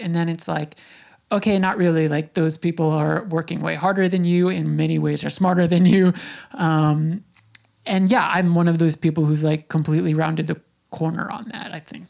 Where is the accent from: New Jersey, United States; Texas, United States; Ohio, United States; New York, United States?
New York, United States; Smithtown; I grew up in Smithtown. I'm an eighty-six baby.